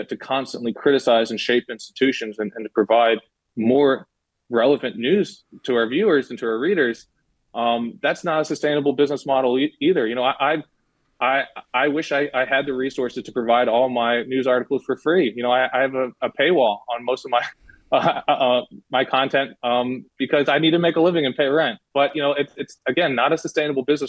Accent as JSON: {"language": "English", "country": "United States", "said": "I'm an American"}